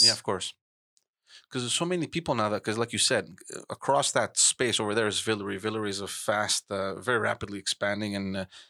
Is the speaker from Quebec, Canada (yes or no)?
yes; Montreal, Quebec, Canada; I remember growing up in Park Concession, we didn't have a police station.